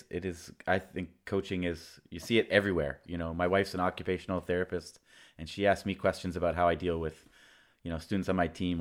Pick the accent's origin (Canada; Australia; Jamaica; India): Canada; I'm Canadian.